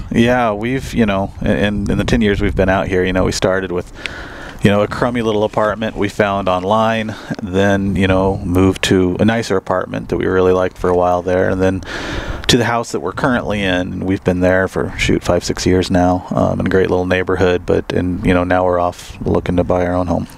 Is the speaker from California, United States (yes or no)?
no; Missouri Ozarks, United States; moved away as an adult; now in Arizona, United States; I grew up in the Missouri Ozarks